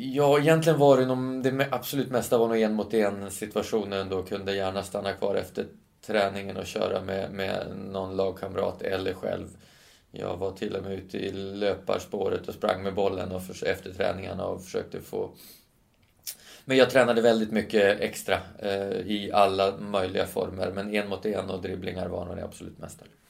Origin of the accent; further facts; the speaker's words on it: Stockholm, Stockholm County, Sweden; Stockholm som är min, min hemstad